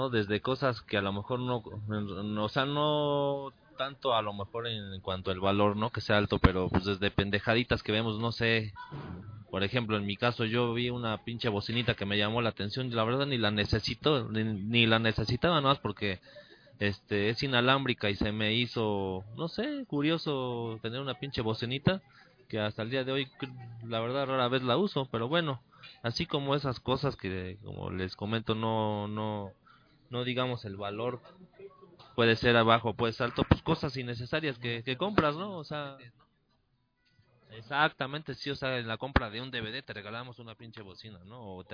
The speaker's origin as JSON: {"language": "Spanish", "country": "Mexico", "said": "así somos los mexicanos"}